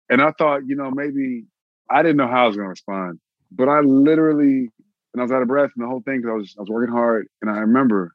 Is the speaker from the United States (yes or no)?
yes; Austin, Texas, United States; now in Los Angeles, United States; I'm from Austin, Texas